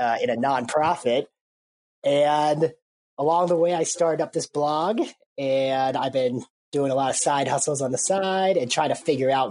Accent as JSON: {"language": "English", "town": "Minneapolis", "region": "Minnesota", "country": "United States", "said": "I'm from Minneapolis"}